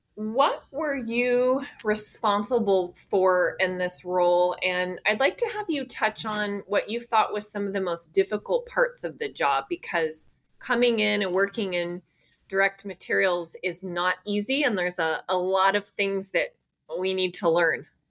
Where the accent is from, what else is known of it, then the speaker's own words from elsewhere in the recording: the Bay Area, California, United States; moved away as an adult; now in Austin, United States; I was born and raised in the Bay Area and lived in California for most of my life. I moved to Austin